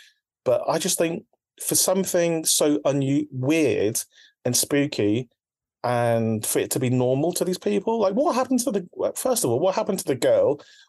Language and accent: English; Philippines; my first taste of horror, like being Filipino, is like from Filipino people telling me about monsters and about like spooky things.